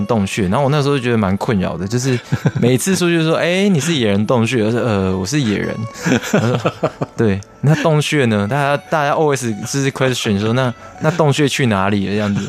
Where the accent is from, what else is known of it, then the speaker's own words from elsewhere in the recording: Kaohsiung, Taiwan; now in Taipei, Taiwan; 我是高雄人，